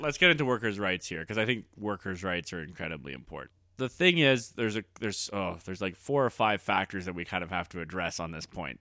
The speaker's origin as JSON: {"language": "English", "region": "Alberta", "country": "Canada", "tie": "born or raised there", "said": "we're, uh, living in Alberta right now, and I was raised in Alberta. Like, I grew up with guys who knew guys who died on the rigs"}